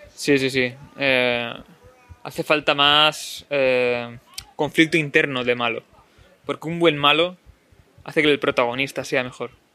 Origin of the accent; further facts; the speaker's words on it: Spain; a veces en España, sabios de Daniels, que no tenemos un inglés muy bueno